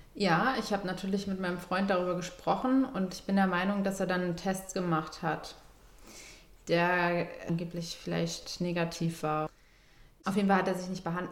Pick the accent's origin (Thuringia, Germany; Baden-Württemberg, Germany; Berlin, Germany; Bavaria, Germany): Berlin, Germany; Ich komme eigentlich eher so aus dem Süden. Ja. Steglitz und so